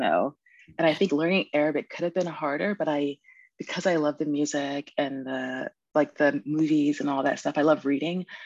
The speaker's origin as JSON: {"language": "English", "region": "Virginia", "country": "United States", "tie": "born there", "said": "I was born in Virginia. Both of my parents were in the military."}